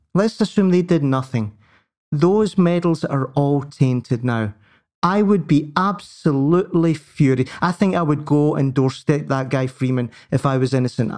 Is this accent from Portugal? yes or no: no; Scotland, United Kingdom; I'm I'm British before I'm Scottish